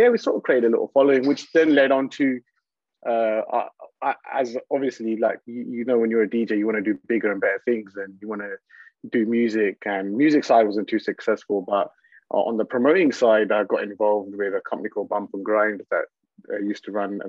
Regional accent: London, United Kingdom; growing up in West London, I used to live right next to Southall

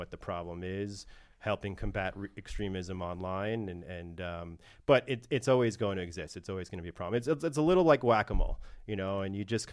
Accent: New York, United States; also born or lived in Washington, D.C.; I'm from New York

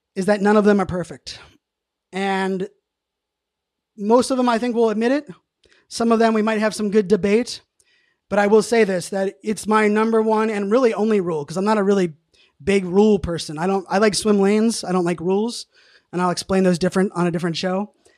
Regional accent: Pittsburgh, Pennsylvania, United States; born and raised in Pittsburgh

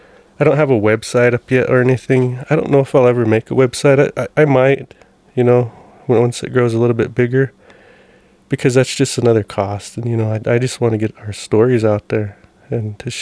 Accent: Browning, Montana, United States; one of the houses we grew up in Browning

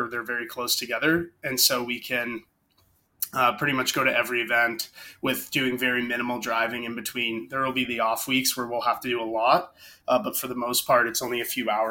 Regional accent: Burlington, Ontario, Canada; we're all from the same city just outside of Toronto

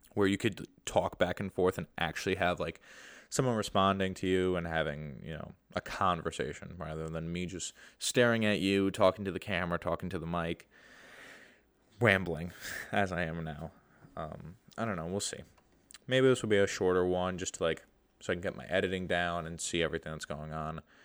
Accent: New York, United States; I'm from New York

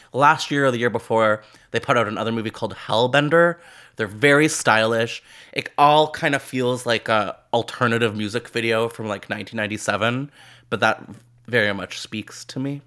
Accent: Canada; as a Canadian

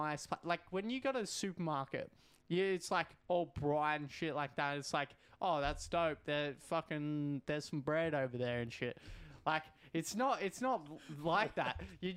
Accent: Kangaroo Flat, Victoria, Australia; I'm just from Kangaroo Flat

